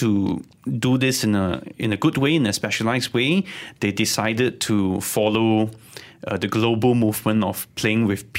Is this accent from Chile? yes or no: no; Sabah, Malaysia; I'm also from Sabah.